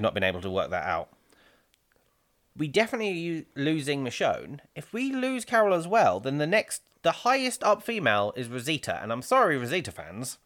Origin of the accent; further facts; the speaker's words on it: England, United Kingdom; being English